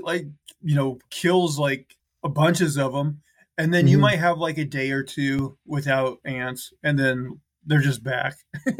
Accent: Montana, United States; Okay, AJ, my home state of Montana, rugged Montana.

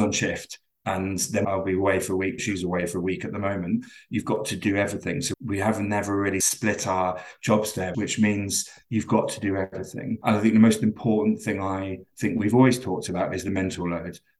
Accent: London, United Kingdom; accent: very English; moved away as an adult; now in Glasgow, United Kingdom; I'm originally from London, but I moved here about 20 years ago

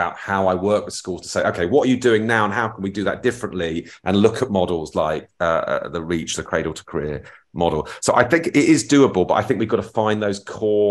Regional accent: Feltham, London, United Kingdom; I'm from Feltham

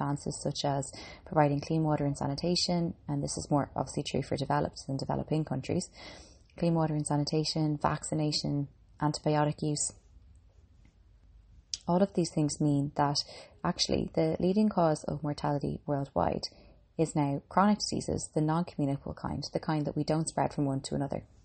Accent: Ireland; I'm an Irish girl and a qualified medical doctor.

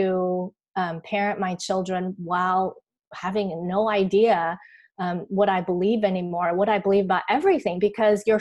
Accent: Taiwan; I grew up here in Taiwan

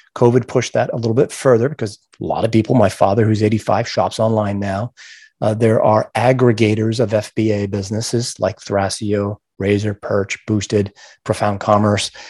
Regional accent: Gardiner, Maine, United States; I grew up in Maine

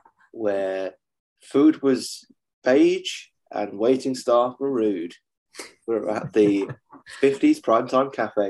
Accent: United Kingdom; I'm British and I'm from the south.

